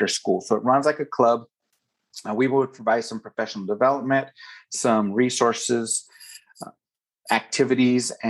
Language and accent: English; Tucson, Arizona, United States; born and raised in Tucson, actually, as much as I can gather, about seventh generation Arizonan